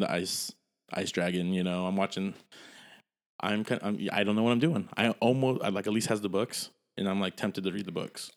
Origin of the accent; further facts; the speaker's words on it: United States; I'm American